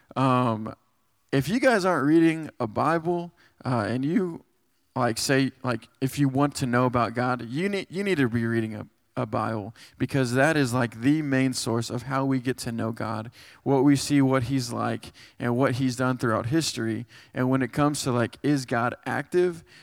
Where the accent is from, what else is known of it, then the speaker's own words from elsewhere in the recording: Texas, United States; moved away as an adult; now in West Virginia, United States; I'm from Texas, and, uh, I moved up here five years to go to do, uh, Chi Alpha here at West Virginia